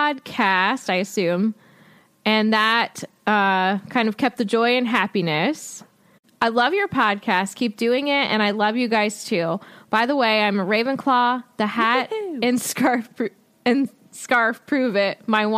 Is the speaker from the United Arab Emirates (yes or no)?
no; Germany; I was born and lived in Germany because my dad was stationed there